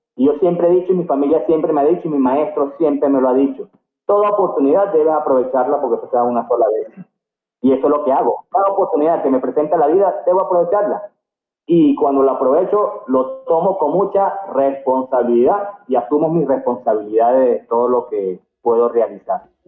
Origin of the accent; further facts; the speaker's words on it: Venezuela; moved away as an adult; also born or lived in Cartagena, Colombia; soy venezolano con orgullo